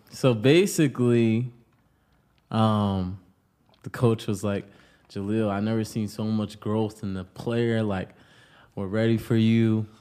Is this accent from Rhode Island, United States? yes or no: yes; Pawtucket, Rhode Island, United States; now in Los Angeles, United States; I'm from Pawtucket, Rhode Island, the bucket.